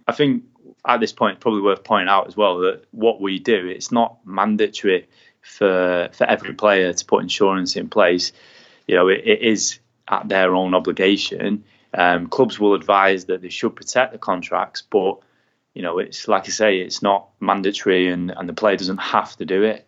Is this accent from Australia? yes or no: no; England, United Kingdom; being an English man in America